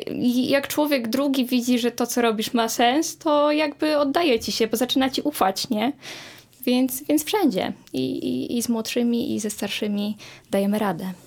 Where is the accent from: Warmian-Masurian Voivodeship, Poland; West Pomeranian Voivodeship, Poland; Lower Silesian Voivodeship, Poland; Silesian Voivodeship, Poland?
West Pomeranian Voivodeship, Poland; Połczyn-Zdrój; jestem też z małego miasta, więc to, co robię, jest odbierane w bardzo różny sposób, ale ale, ale współpracuję jako ja prywatna osoba, ale też jako stowarzyszenie właśnie Niezwykły Połczyn